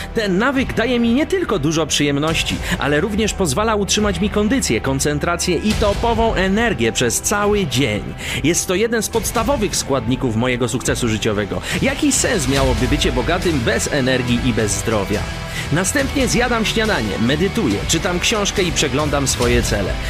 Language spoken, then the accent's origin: Polish; Kraków, Lesser Poland, Poland; moved away as an adult; Ja pochodzę z Krakowa. I w zasadzie 28 lat, które właśnie mieszkałem w Polsce, to mieszkałem w Krakowie zawsze